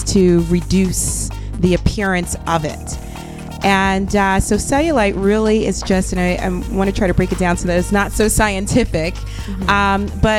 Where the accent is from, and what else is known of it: Philadelphia, Pennsylvania, United States; now in Chicago, United States